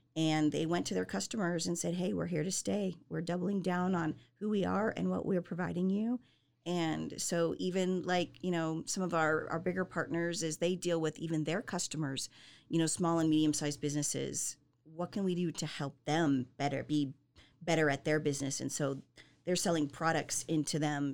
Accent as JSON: {"language": "English", "region": "Southern California", "country": "United States", "tie": "born or raised there", "also_born_or_lived": "Salt Lake City, Utah", "moved": "as an adult", "lives_now": "Central Texas, United States", "said": "born and raised in Southern California"}